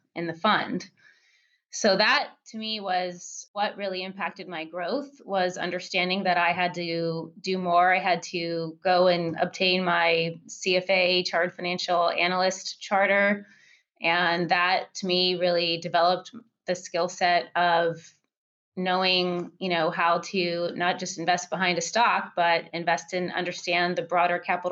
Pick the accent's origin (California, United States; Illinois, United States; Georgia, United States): California, United States; moved away as an adult; also born or lived in Seattle; my hometown in California